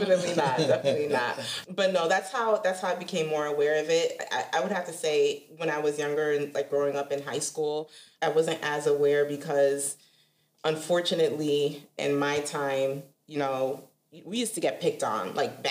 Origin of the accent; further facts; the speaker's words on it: Connecticut, United States; where I grew up in Connecticut, you know, it was more on a smaller scale